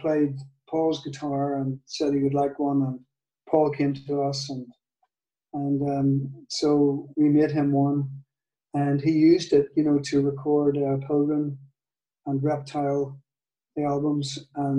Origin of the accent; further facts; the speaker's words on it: Northern Ireland, United Kingdom; accent: Northern Ireland; in my Northern Ireland accent